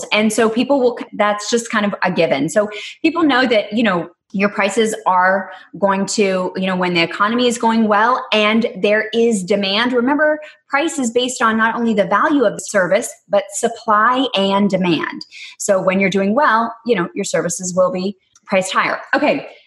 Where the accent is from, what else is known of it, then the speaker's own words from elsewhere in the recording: Texas, United States; accent: Texas; So I have to pay honor to my roots growing up in Texas.